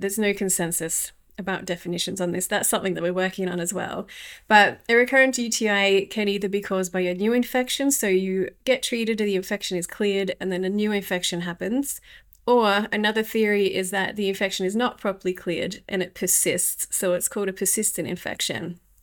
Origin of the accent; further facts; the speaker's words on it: Australia; moved away as an adult; now in Ljubljana, Slovenia; I'm from Australia and I live in the tropics. I lived in the tropics there